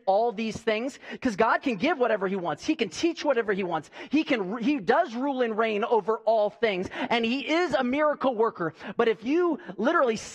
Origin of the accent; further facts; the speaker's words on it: United States; I'm a patriot, and I'm an American, and I love this country